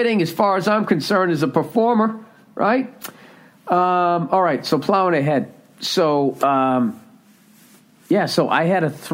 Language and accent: English; United States; I'm from the United States of America